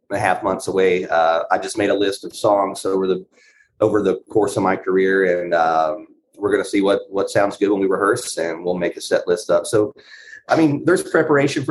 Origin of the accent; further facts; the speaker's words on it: North Carolina, United States; moved away as an adult; now in Los Angeles, United States; I live in Los Angeles. I've lived here for 13 years. I'm originally from North Carolina.